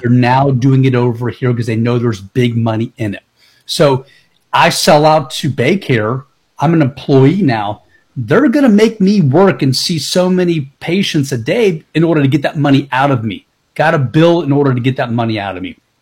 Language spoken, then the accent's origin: English; Tampa, Florida, United States; I've been born and raised in Tampa